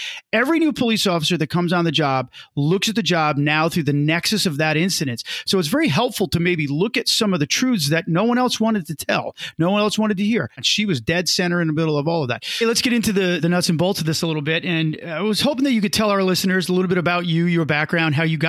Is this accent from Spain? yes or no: no; New Jersey, United States; where I come from in New Jersey